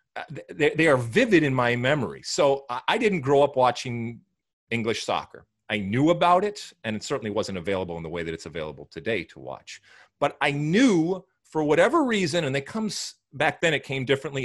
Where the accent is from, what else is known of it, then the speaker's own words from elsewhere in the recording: United States; back in the 70s and 80s, growing up in the American soccer community